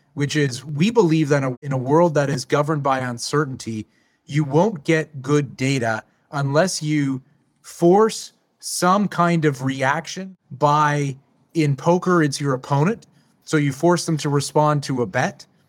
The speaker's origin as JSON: {"language": "English", "country": "Canada", "said": "as a Canadian"}